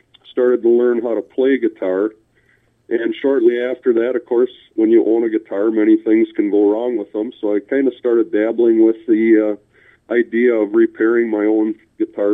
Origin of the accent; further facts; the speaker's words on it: North Fond du Lac, Wisconsin, United States; I grew up in a small rural community of North Fond du Lac, which is north of Fond du Lac.